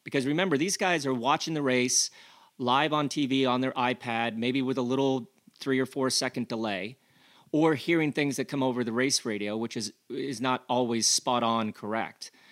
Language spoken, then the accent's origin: English; United States; accent: American; my accent is is is is quite a la American